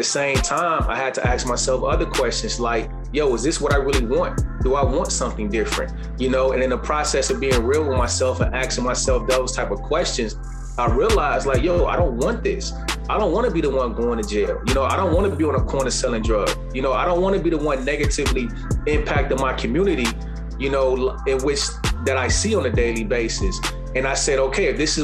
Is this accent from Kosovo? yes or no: no; Chicago, Illinois, United States; Growing up in the inner city of Chicago